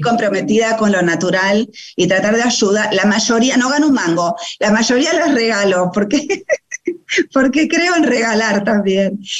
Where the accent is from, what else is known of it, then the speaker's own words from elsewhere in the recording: Buenos Aires, Argentina; nací en Capital, eh, pero vengo de una familia húngara y polaca